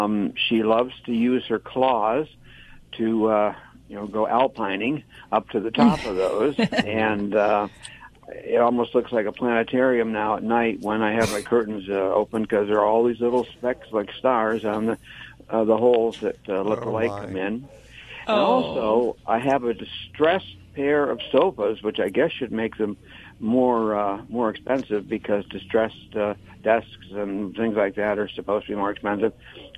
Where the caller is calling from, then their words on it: Reading, Pennsylvania, United States; Reading, Pennsylvania, that sometimes gets mispronounced as Reading, but it's Reading, Pennsylvania.